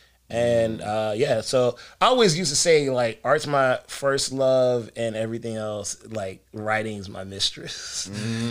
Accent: Augusta, Georgia, United States; also born or lived in St. Croix, U.S. Virgin Islands / Savannah, Georgia; now in Atlanta, United States; Originally, St. Croix in the Virgin Islands. I grew up in Augusta, Georgia.

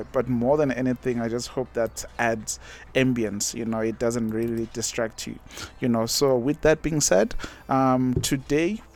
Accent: Umgababa, KwaZulu-Natal, South Africa; moved away as an adult; also born or lived in Durban; now in Botswana; I grew up in Umgababa, I was born and bred there, went to a local primary school, went to a local high school

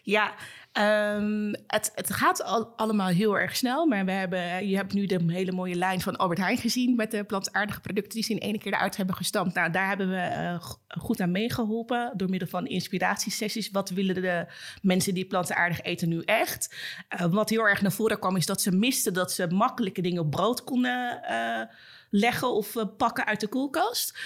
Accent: Suriname; zelfs als Surinaamse

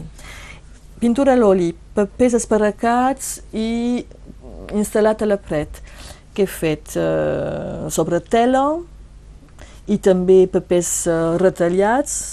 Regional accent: Bages, Occitania, France; a Bages, a la Casa Carrera, perquè és el meu poble

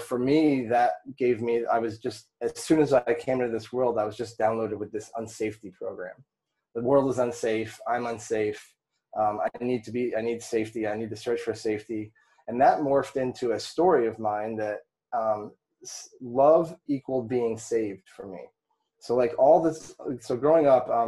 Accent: Vermont, United States; I grew up in Vermont.

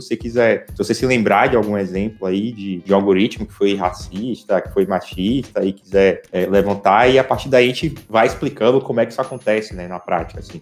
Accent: Salvador, Bahia, Brazil; eu sou de Salvador

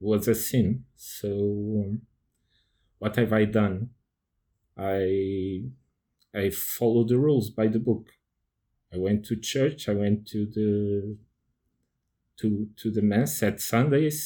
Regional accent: Portugal; I'm from Portugal

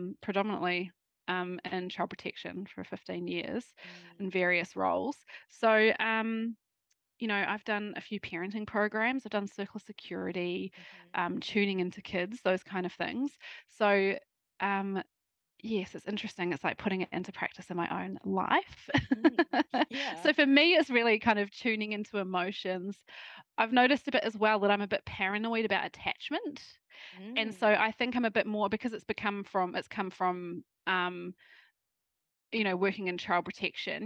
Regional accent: New Zealand; moved away as an adult; now in Australia; I am living in Australia, actually, so talking from Australia, married an Aussie, but obviously I'm from New Zealand and have been living in Australia, I think, about

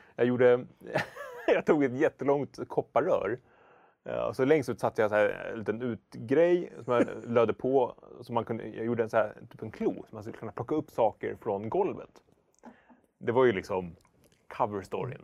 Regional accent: Hökarängen, Stockholm County, Sweden; i Hökeräng där jag växte upp

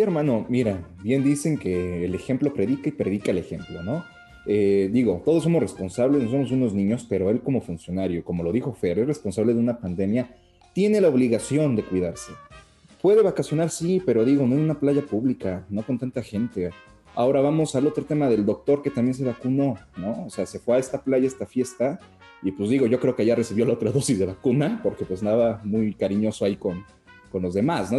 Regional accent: Mexico; somos mexicanos

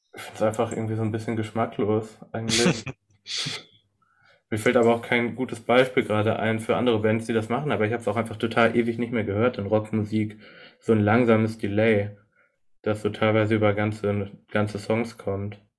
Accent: Germany; als Deutscher höre, beziehungsweise als Europäer

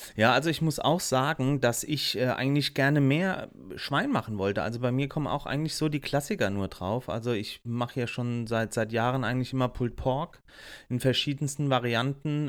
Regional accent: Germany; bei uns in Deutschland

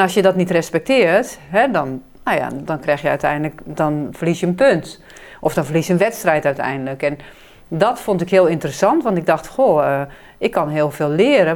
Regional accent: Hazerswoude, South Holland, Netherlands; moved away as an adult; also born or lived in China; we gingen verhuizen naar een andere deel van Hazerswoude, waar ik opgroeide.

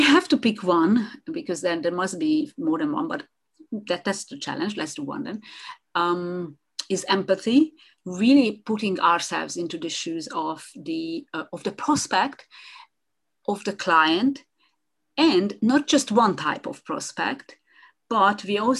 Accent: Hungary; first language Hungarian; English is a second language; So that makes it, I think, 5 languages together with Hungarian, which is my mother tongue. I'm sorry. So that's my mother tongue.

